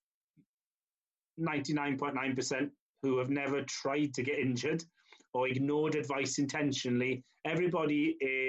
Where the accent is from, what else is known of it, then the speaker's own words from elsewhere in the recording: Llanelli, Wales, United Kingdom; I'm born and bred in Llanelli